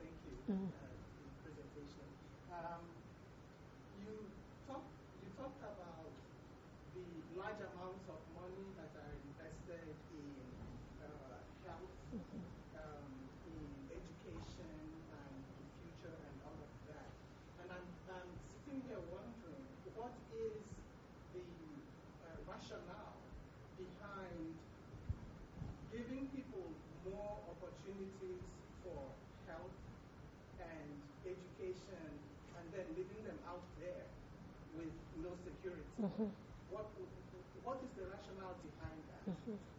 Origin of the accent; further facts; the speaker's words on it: Nigeria; Experiences growing up in Nigeria during the Nigeria Civil War in Biafra.